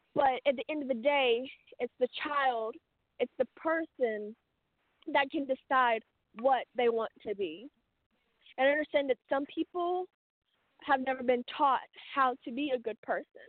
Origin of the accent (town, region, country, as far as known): United States